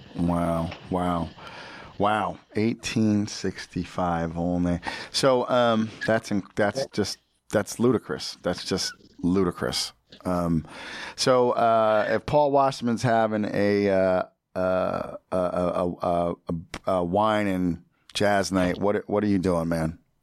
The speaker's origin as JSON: {"language": "English", "country": "United States", "said": "I'm American"}